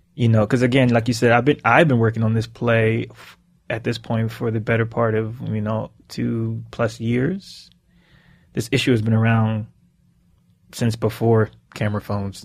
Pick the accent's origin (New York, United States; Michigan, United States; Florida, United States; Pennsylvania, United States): Pennsylvania, United States; Philadelphia; growing up in Philly and growing up in the inner city